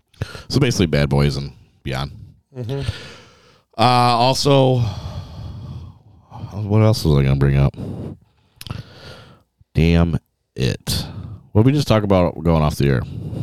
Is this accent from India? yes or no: no; Kentwood, Michigan, United States; my hometown Kentwood kid